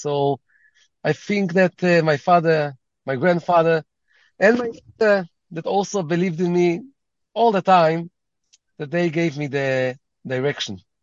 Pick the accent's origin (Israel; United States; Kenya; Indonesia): Israel; also born or lived in London; Raised in Israel. I was born by mistake in London